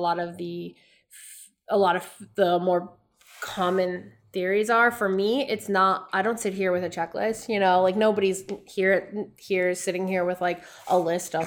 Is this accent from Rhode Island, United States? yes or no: yes; Rhode Island, United States; I'm from Rhode Island